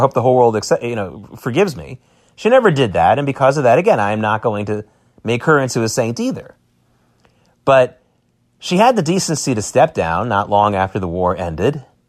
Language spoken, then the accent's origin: English; United States; as American Jews